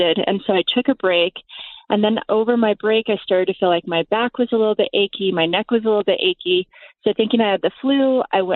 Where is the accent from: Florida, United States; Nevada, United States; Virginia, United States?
Nevada, United States; Las Vegas; I grew up in Las Vegas